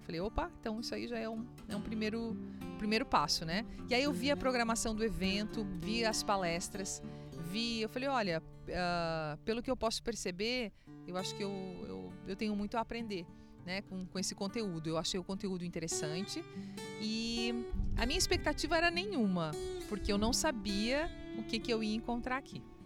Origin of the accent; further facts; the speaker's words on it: Erechim, Rio Grande do Sul, Brazil; Eu nasci então em Erechim e tive uma infância muito gostosa